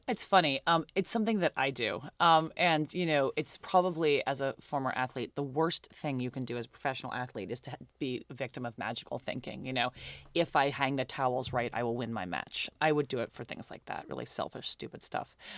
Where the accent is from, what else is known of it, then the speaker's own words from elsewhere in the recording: New York, United States; I grew up in New York. I went to private school.